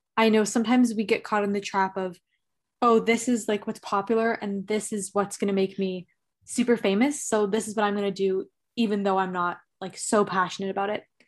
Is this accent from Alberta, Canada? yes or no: no; Toronto, Ontario, Canada; I'm from Toronto, Canada